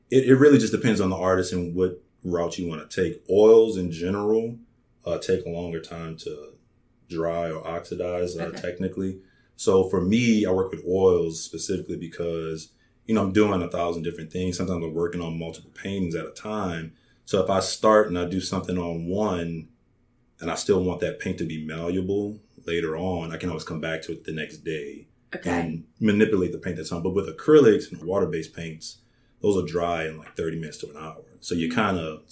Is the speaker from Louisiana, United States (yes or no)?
yes; New Orleans, Louisiana, United States; moved away as an adult; now in Baton Rouge, United States; I'm born and raised in New Orleans